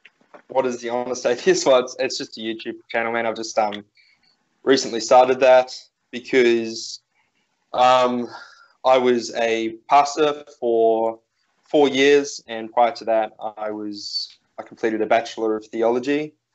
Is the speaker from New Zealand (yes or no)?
yes; New Zealand; also born or lived in near Melbourne, Australia; now in Australia; I grew up in New Zealand, but at present I'm living just outside of Melbourne on a small farm in a very small town.